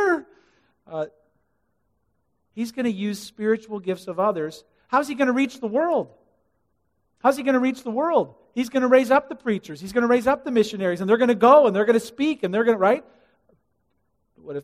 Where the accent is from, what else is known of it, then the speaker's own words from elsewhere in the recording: Illinois, United States; I'm from Illinois